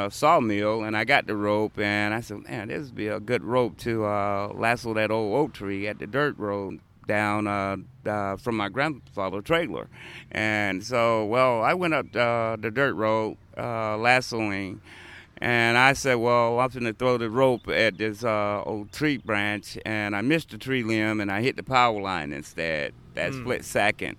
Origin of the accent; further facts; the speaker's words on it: Athens, Georgia, United States; I was born here in Athens, Georgia, at Athens Regional